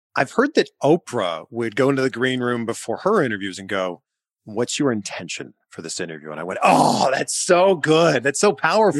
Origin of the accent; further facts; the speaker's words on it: Canada; I'm Canadian